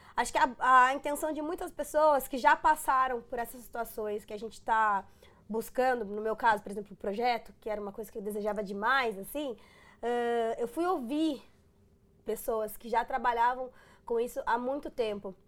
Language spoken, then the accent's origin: Portuguese; Rio Grande do Sul, Brazil; moved away; Sou gaúcha, os gaúchos eles são muito bairristas